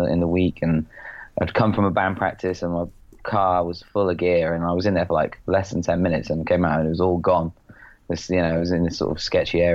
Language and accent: English; just outside Oxford, South East England, United Kingdom; I grew up sort of just outside Oxford in a sort of semi-council-y kind of rural market town